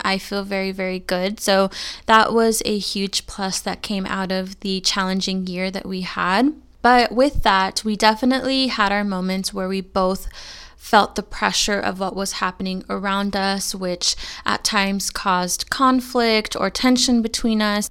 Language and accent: English; California, United States; moved away as an adult; I am born and raised in California. I've lived there my entire life